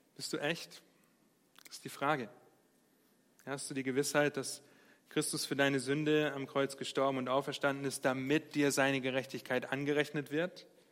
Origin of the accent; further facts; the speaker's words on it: Germany; wir als Deutsche